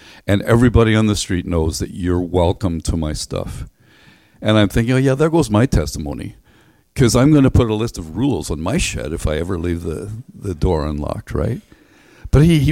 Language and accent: English; Northern Ireland, United Kingdom; We grew up in Northern Ireland